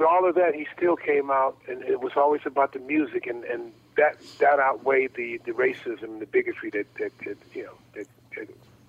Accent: Chicago, Illinois, United States; I grew up in Chicago, Illinois.

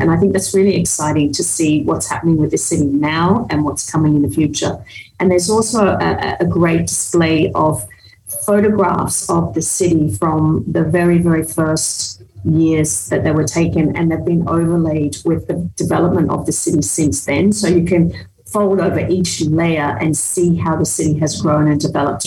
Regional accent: Sydney, New South Wales, Australia; moved away as an adult; now in Singapore; I'm an Australian from Sydney who, who moved to Singapore for two years, and subsequently, we've been here almost nine years

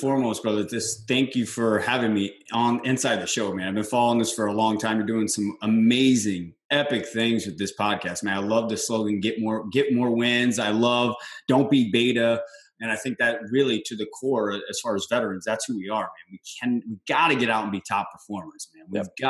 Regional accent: St. Louis, Missouri, United States; moved away as an adult; now in San Diego, United States; Originally was born and raised in St. Louis, Missouri. Simple country boy, man. Just moved out to San Diego after the uniform.

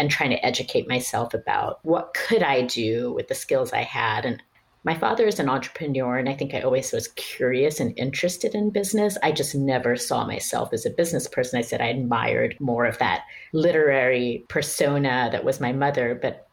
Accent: Pakistan; moved away as an adult; also born or lived in United States; I didn't end up staying in Pakistan for too many years longer

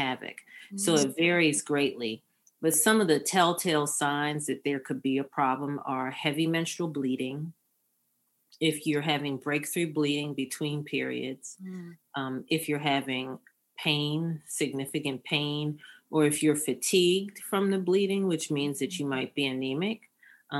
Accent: Baltimore, Maryland, United States; moved away; I'm a Baltimore girl. So I'm back in Maryland, but I was gone for a long time

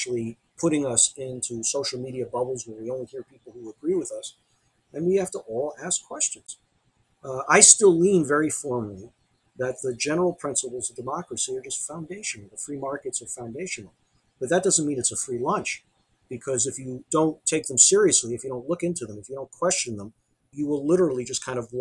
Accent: United States; as an American

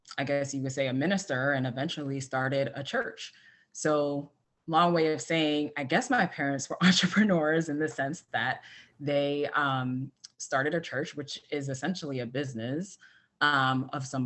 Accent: New York City, New York, United States; I grew up in the Bronx in New York City, and I am a first generation American

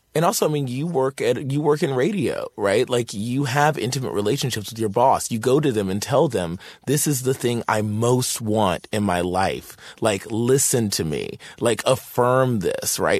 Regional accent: Martinsville, Virginia, United States; born or raised there; moved away

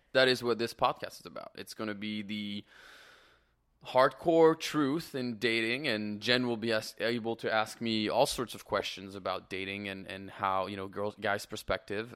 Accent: France; moved away as an adult; also born or lived in Canada; now in Los Angeles, United States; I am born and raised in France

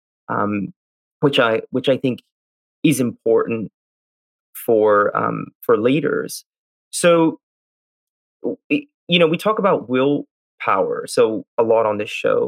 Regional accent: United States; I'm Indian, grew up in the US

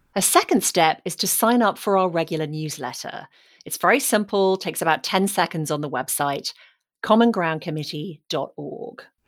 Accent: United Kingdom; now in United States

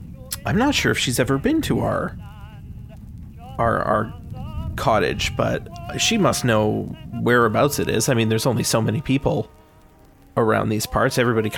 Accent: Boston, Massachusetts, United States; We're from Boston.

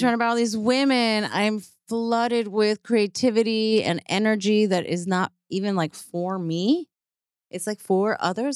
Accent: New York City, New York, United States; moved away as an adult; also born or lived in Puerto Rico (family); now in Texas, United States; I grew up in the Bronx, so I grew up with, like, in the eighties

